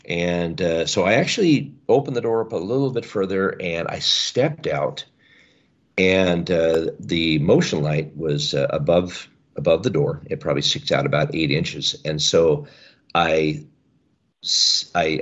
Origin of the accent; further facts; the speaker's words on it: the Northwest, Pacific Northwest, United States; I was raised here in the Northwest